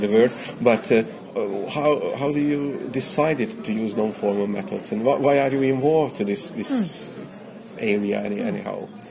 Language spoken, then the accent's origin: English; Hungary; I came from Hungary